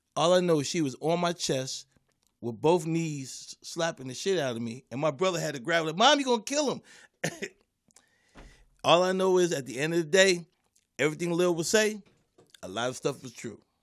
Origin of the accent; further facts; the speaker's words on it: Philadelphia, Pennsylvania, United States; growing up in Philly